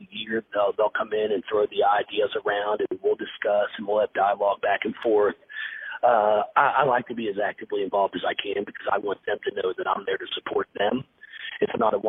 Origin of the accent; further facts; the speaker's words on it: Fort Thomas, Kentucky, United States; my hometown of Fort Thomas, Kentucky